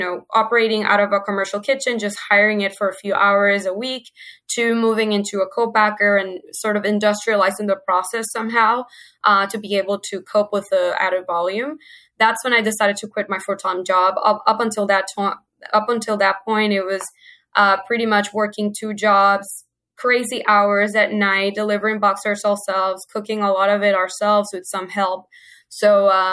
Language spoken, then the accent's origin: English; Venezuela; moved away as an adult; now in United States; I'm originally from Venezuela, like you mentioned before. My sister and I moved to the States about 8 years ago to go to school